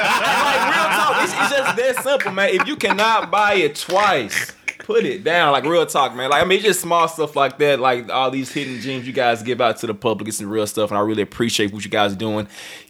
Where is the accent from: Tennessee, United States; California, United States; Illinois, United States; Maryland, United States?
Tennessee, United States; Memphis; now in Nashville, United States; No, I'm from Memphis, Tennessee.